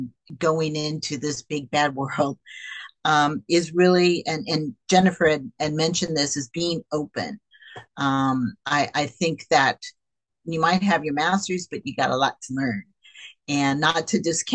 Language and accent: English; Bay Area, California, United States; I grew up in the Bay Area